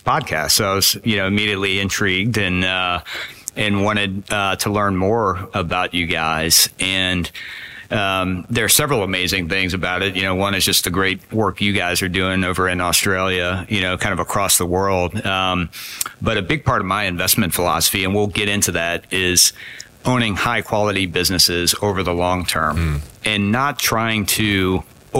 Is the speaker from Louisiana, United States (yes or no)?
yes; New Orleans, Louisiana, United States; moved away as an adult; also born or lived in Virginia / Boston, Massachusetts; I grew up in New Orleans, Louisiana, which is kind of, you know, down in the southern part of the United States.